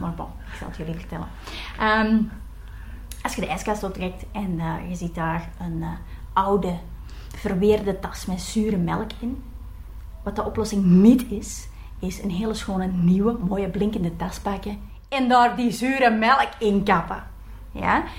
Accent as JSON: {"language": "Dutch", "country": "Belgium", "said": "als Belgen"}